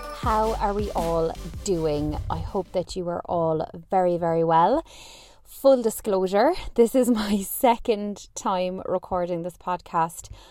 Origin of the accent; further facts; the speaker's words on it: Ireland; I'm Irish